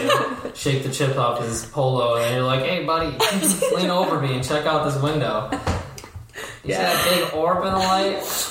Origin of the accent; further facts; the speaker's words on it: Zurich, Switzerland; born there; So, I was born in Zurich, in Switzerland.